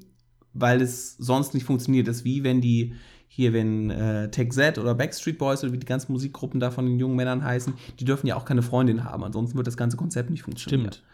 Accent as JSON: {"language": "German", "region": "Rhineland", "country": "Germany", "said": "als Rheinländer"}